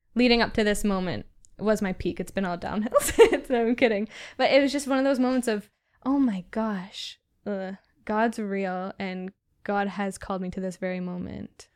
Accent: Southwestern Ontario, Canada; also born or lived in Halifax; I'm from Southwestern Ontario

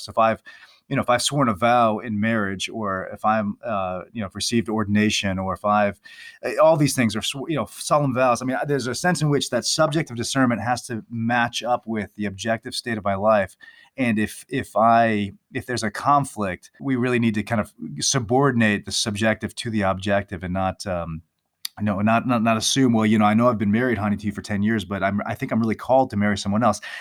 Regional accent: Ohio, United States; moved away as an adult; now in Atchison, Kansas, United States; I grew up in Ohio, but I've been living in Kansas for a number of years teaching here.

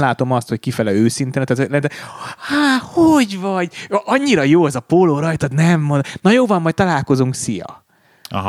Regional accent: Hungary; magyar vagyok

